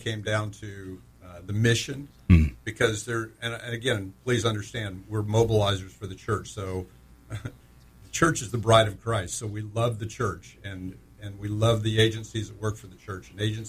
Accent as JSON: {"language": "English", "town": "Orlando", "region": "Florida", "country": "United States", "said": "Well, Orlando."}